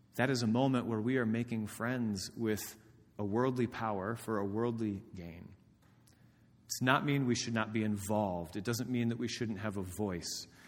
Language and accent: English; Indiana, United States; moved away as an adult; I have not lived in my hometown of Dama, Indiana for thirteen years